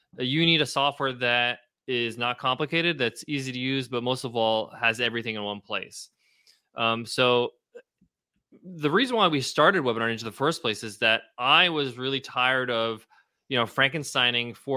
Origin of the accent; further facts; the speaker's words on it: Ronkonkoma, New York, United States; That's my hometown. I grew up in Ronkonkoma